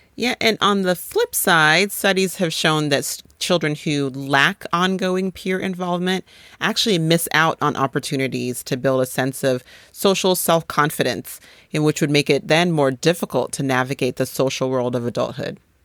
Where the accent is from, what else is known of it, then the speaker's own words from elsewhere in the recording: Boulder, Colorado, United States; also born or lived in Nigeria; we moved from Nigeria to Boulder, Colorado when I was five years old.